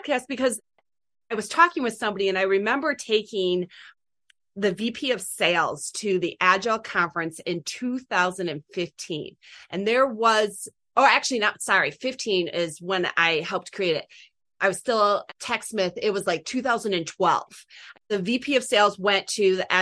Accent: Michigan, United States; I'm from Michigan

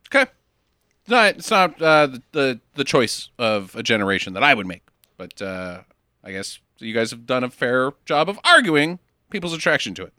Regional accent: United States; as an American

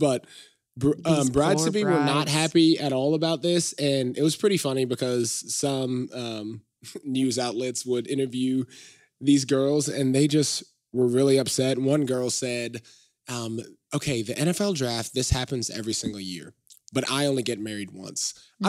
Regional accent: Franklin, Tennessee, United States; I grew up in the Nashville area. I grew up just south of Nashville and Franklin.

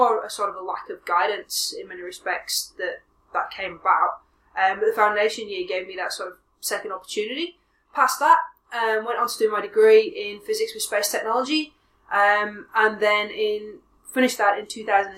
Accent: Leeds, Yorkshire and the Humber, United Kingdom; moved away as an adult; also born or lived in Manchester; now in Australia; I grew up in Leeds in the north of England

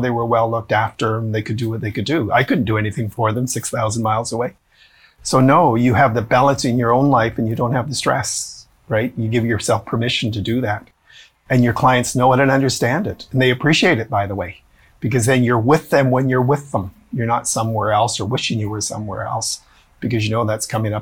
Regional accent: Edmonton, Alberta, Canada; I'm from Edmonton

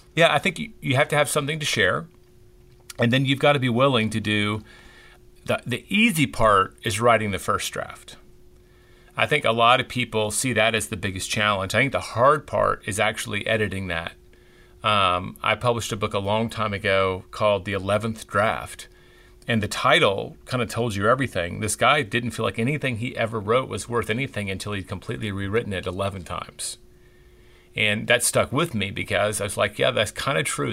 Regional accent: Memphis, Tennessee, United States; now in Texas, United States; growing up in Memphis, Tennessee

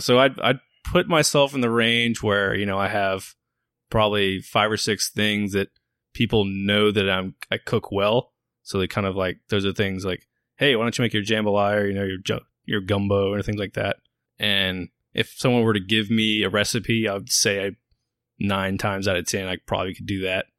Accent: Baton Rouge, Louisiana, United States; moved away as an adult; also born or lived in Virginia; I grew up in Baton Rouge.

